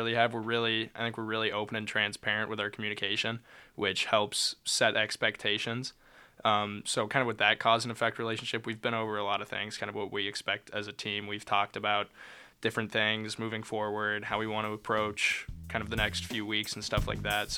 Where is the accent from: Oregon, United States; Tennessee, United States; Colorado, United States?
Colorado, United States; Lafayette; moved away; I'm from Lafayette, Colorado.